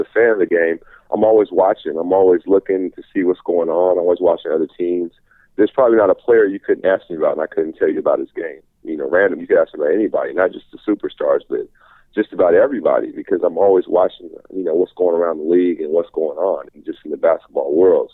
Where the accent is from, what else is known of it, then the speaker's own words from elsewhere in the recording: Seattle, Washington, United States; also born or lived in Los Angeles; Growing up in Seattle